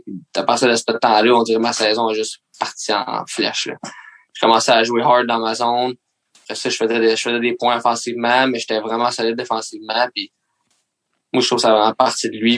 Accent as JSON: {"language": "French", "town": "Mercier", "region": "Quebec", "country": "Canada", "said": "je viens de Mercier"}